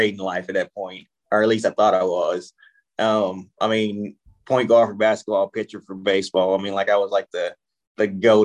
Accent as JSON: {"language": "English", "region": "South Louisiana", "country": "United States", "tie": "born or raised there", "said": "I grew up in Louisiana, born and raised South Louisiana"}